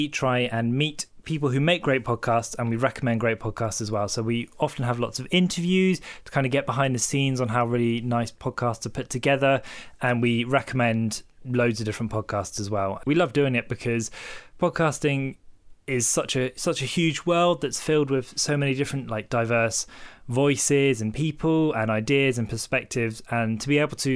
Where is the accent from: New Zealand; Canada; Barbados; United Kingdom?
United Kingdom; Hythe, South East England; I was born in Hythe in the New Forest